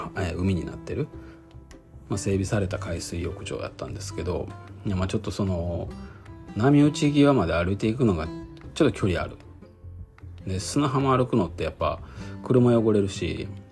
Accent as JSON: {"language": "Japanese", "country": "Japan", "tie": "born or raised there", "also_born_or_lived": "Kyoto Prefecture / Shiga Prefecture", "moved": "as an adult", "lives_now": "Okazaki, Japan", "said": "生まれ育ったね京都とか滋賀県だと"}